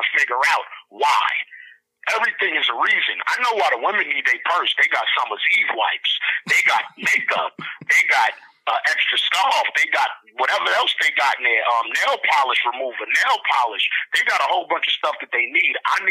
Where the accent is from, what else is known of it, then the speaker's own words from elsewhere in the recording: Honduras; I'm from Honduras. I'm a black Honduran American.